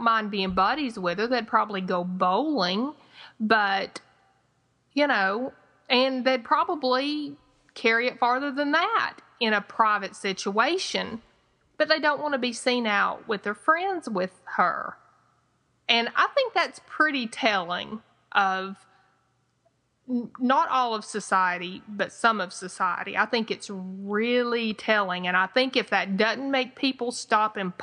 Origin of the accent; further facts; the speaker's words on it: the South, United States; accent: twangy Southern; my twangy Southern accent